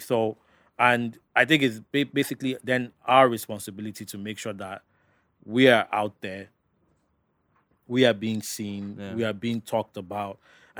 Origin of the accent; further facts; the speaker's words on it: Port Harcourt, Rivers State, Nigeria; just even from where I'm from Port Harcourt and everything, seeing how far I've gone, I go back there